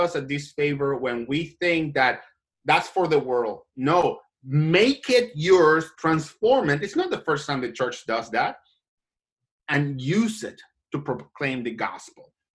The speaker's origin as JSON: {"language": "English", "country": "Colombia", "tie": "born or raised there", "moved": "yes", "lives_now": "United States", "said": "I am an immigrant. I was born and raised in Latin America, in Colombia"}